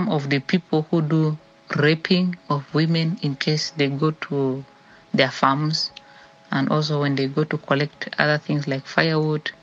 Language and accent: English; Central Equatoria, South Sudan; I am from Central Equatoria State